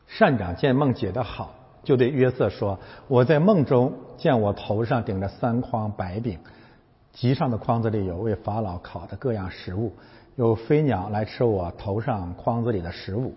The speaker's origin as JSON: {"language": "Chinese", "country": "China", "said": "我们是中国人"}